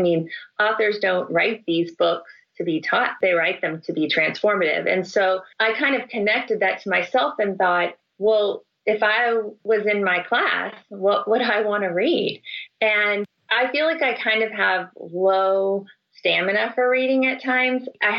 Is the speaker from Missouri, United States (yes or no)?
no; Salinas, California, United States; I grew up in Salinas, California. That's the home of John Steinbeck.